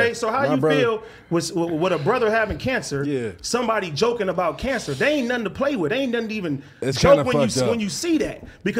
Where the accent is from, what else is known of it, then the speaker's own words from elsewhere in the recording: Compton, California, United States; I'm from Compton, California, bro.